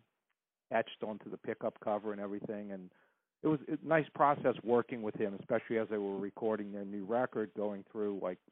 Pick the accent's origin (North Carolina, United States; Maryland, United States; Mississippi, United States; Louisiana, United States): Louisiana, United States; New Orleans; growing up in New Orleans